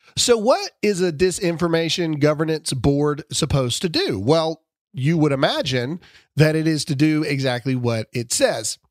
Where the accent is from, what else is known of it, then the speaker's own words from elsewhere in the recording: Mississippi, United States; I'm from Mississippi